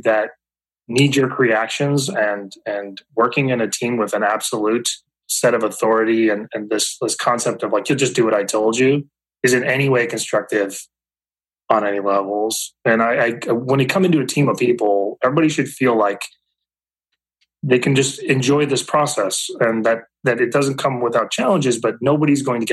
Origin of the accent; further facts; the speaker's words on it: Minnesota, United States; moved away as an adult; now in Ohio, United States; So I'm originally from Minnesota, actually. I've been living here in Ohio for just over 10, 11 years.